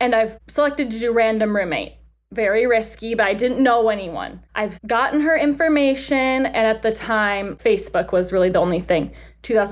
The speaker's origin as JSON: {"language": "English", "region": "Illinois", "country": "United States", "tie": "born or raised there", "moved": "yes", "lives_now": "Lexington, United States", "said": "I grew up in Illinois"}